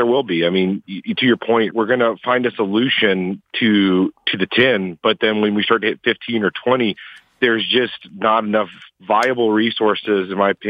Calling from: Phoenix, Arizona, United States; I'm calling from Phoenix, Arizona.

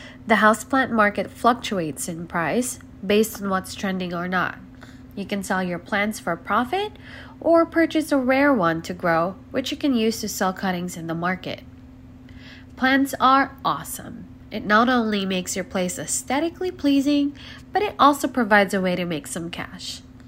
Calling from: Chino Hills, California, United States; I'm from Chino Hills, California.

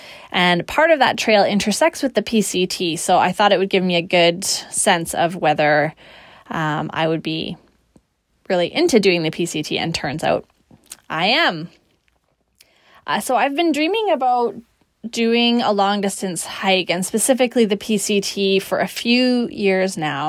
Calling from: Victoria, British Columbia, Canada; I'm recording from Victoria, British Columbia, Canada, which is where I live.

